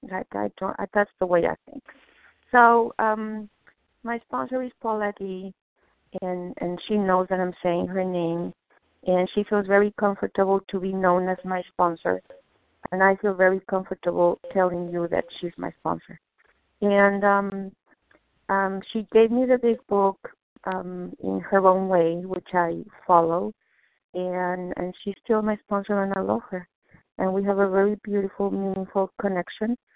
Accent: Mexico; now in Boston, United States; I was born in Mexico, but I live in Boston.

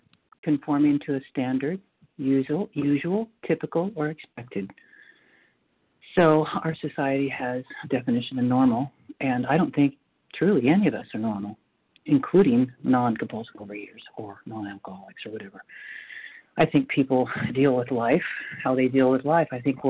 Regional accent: North Carolina, United States; I'm from North Carolina.

